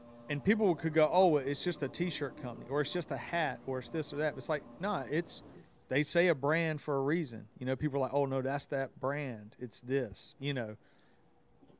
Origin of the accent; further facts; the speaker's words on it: the South, United States; I grew up in the South. I don't know if everybody knew that, but just hearing my accent, like I grew up in the South